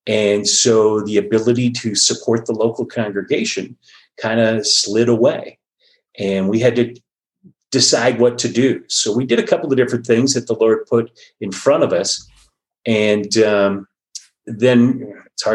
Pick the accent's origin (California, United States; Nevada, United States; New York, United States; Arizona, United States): Arizona, United States; Phoenix; moved away as an adult; now in Colorado, United States; I grew up in the Phoenix, Scottsdale area of Arizona